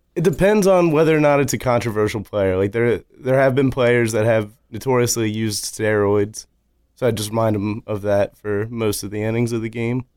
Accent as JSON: {"language": "English", "town": "Louisville", "region": "Kentucky", "country": "United States", "moved": "yes", "lives_now": "Lancaster, United States", "said": "Originally, I am from Louisville, Kentucky, but I moved up here about twelve, thirteen years ago"}